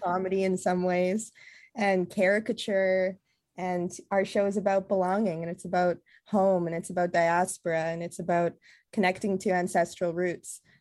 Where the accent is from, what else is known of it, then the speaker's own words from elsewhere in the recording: Burnaby, British Columbia, Canada; also born or lived in Costa Rica; I was born in Costa Rica, and I'm half Costa Rican, half German, and I was raised also in Burnaby